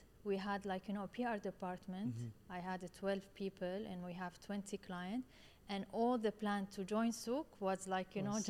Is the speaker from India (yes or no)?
no; Syria; now in Dubai, United Arab Emirates; I came from Syria. I came to Dubai 19 years ago.